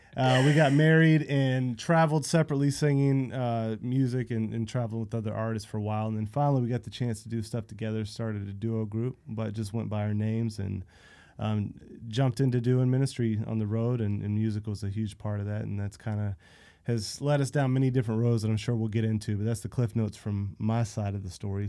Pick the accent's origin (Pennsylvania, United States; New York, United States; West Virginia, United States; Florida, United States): Florida, United States; Central; I grew up in Central Florida, middle of nowhere